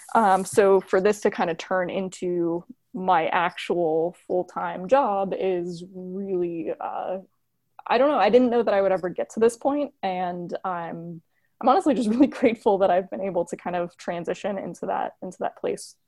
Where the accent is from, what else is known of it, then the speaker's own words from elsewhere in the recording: Florida, United States; now in Buffalo, United States; I'm from Florida